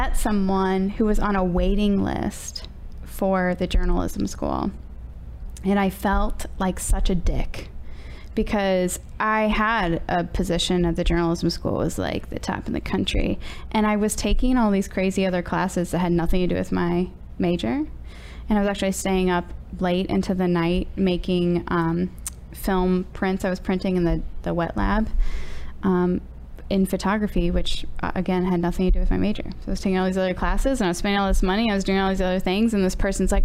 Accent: St. Louis, Missouri, United States; I went to Francis Howell North. Now we have established that I'm from St. Louis

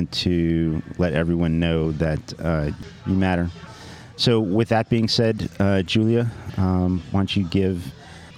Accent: Cincinnati, Ohio, United States; Cincinnatian as an American

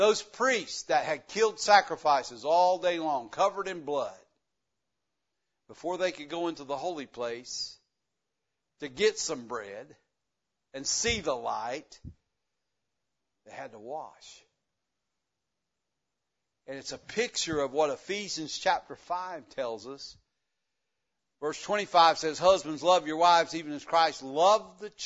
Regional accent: the South, United States; accent: country; I was born in the South and I lived it to the fullest. I didn't care anything about English anyway. We just talk country. Everybody in the South, everybody understands me.

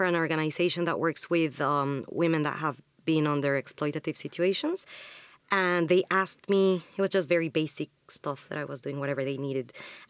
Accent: Mexico; moved away as an adult; now in London, United Kingdom; So, yeah, my background is I am from Mexico. I was born there, grew up there, went to uni there.

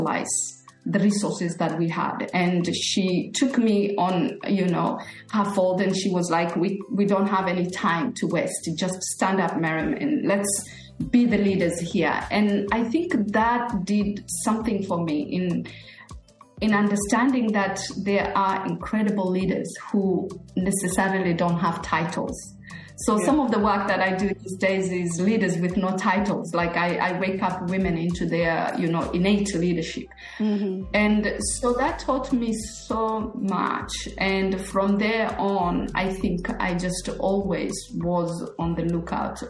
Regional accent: Kenya; moved away as an adult; also born or lived in Somalia; now in Australia; we came to Kenya in 1971. I was only 4 years old, so I grew up in Kenya.

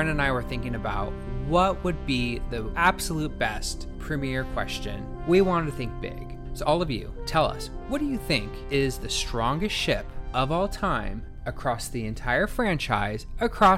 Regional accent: Northern California, United States; I'm from Northern California, lived in Southern California for the last 15 years, but I've actually in the meantime kind of dabbled in other parts of the country

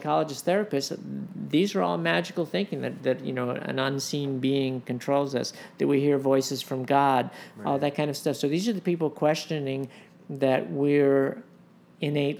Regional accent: United States; also born or lived in Los Angeles, California; I grew up in New York and Los Angeles

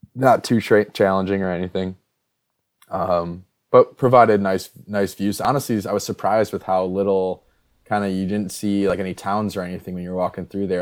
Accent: Midwest, United States; I'm from the north. I mean, I'm from the Midwest

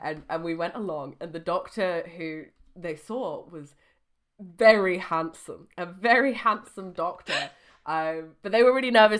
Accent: United Kingdom; we're British

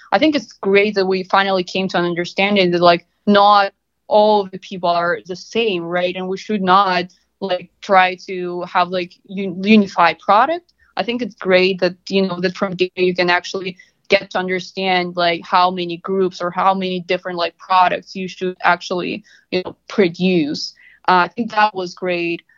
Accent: Russia; moved away as an adult; now in United States; I'm originally from Russia.

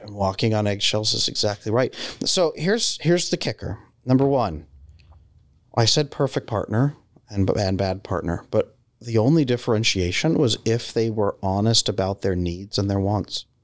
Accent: California, United States; I grew up in California

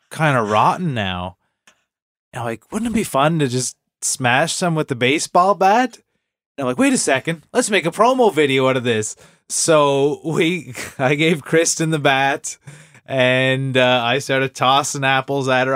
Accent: Cape Breton, Nova Scotia, Canada; I'm from Cape Breton.

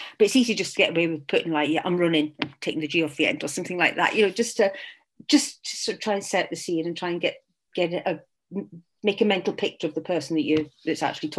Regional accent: Corby, East Midlands, United Kingdom; now in Scotland; living in Scotland, I was born in England, but I was born in a place called Corby in Northamptonshire, which is more Scottish than Scotland. And when I was growing up, it's something like 93% Scots there.

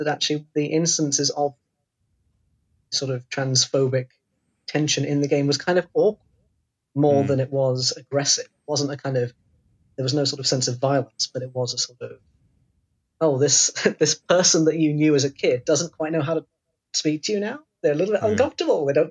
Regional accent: Devon, South West England, United Kingdom; moved away; I grew up in Devon

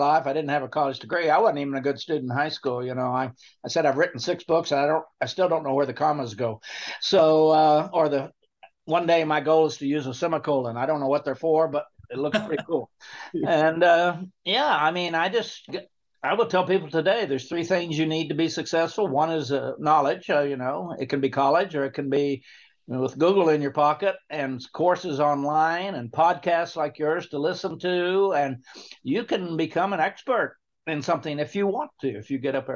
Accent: Oklahoma, United States; I grew up in Oklahoma on a little farm out in the middle of nowhere

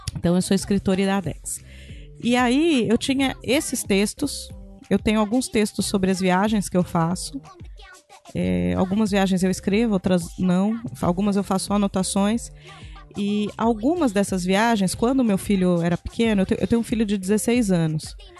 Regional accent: Brazil; a pessoa perguntou de onde eu era, e eu falei que eu era do Brasil

